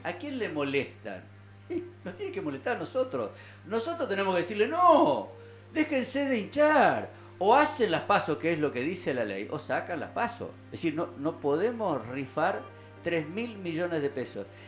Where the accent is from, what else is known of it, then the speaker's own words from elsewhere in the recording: Argentina; somos argentinos